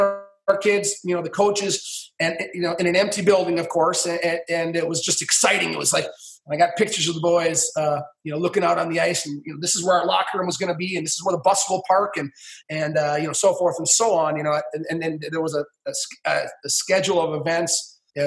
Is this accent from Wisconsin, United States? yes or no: yes; Stevens Point, Wisconsin, United States; moved away; I grew up in Stevens Point, Wisconsin